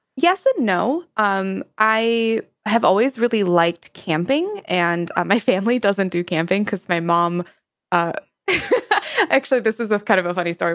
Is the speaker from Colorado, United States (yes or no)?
no; Wisconsin, United States; I am from the United States. Uh, more specifically, I am from the Northern Midwest, and more specifically than that, I am from Wisconsin